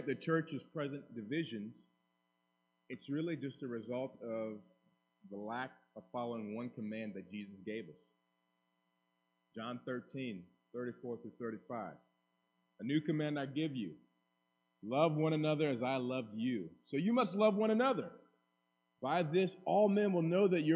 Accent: United States; as an American

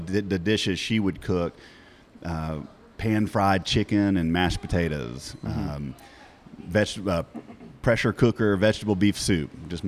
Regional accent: Decatur, Georgia, United States; I grew up in Decatur

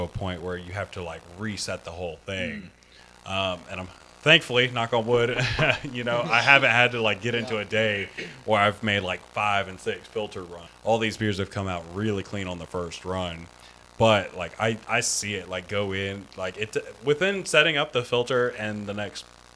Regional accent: Florida, United States; I grew up in Florida

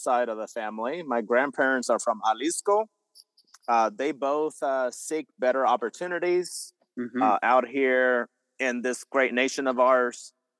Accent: St. Helena, California, United States; moved away as an adult; now in Oregon, United States; my hometown of St. Helena, California

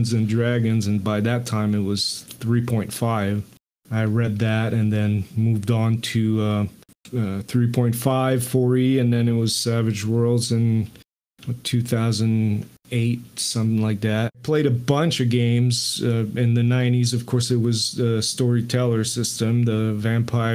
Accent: Montreal, Quebec, Canada; first language French; English is a second language; growing up in Montreal, Canada, I spoke only French

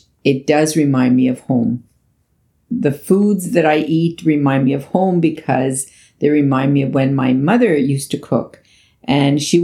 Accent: Canada; also born or lived in Italy; I was only 6 years old when I left Italy and I grew up here in Canada.

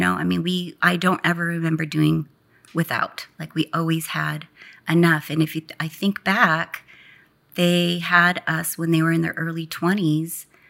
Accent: Garden Grove, California, United States; moved away; also born or lived in Westminster, California; I was born in Westminster, but was raised in Garden Grove, which is about ten minutes from Disneyland

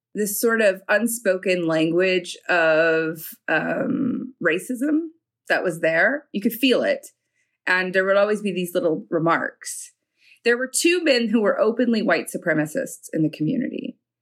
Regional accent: New York, United States; I was from New York

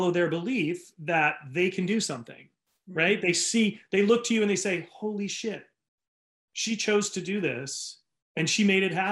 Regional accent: Rhode Island, United States; now in California, United States; growing up in Rhode Island

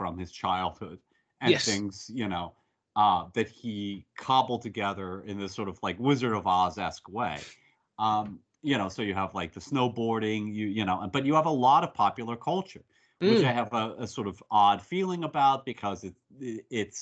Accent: United States; as an American of a certain generation

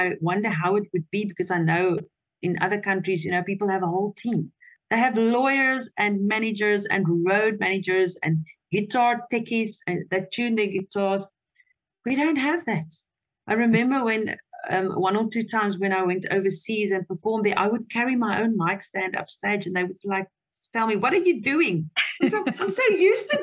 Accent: Potchefstroom, North West, South Africa; first language Afrikaans; English is a second language; I was raised in Potchefstroom, that is a very conservative community

